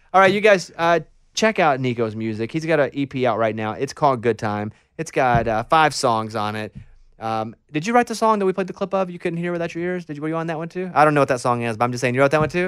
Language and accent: English; Arkansas, United States; moved away as an adult; also born or lived in Austin, Texas; when I go back to Arkansas, I still feel like, all right, This is home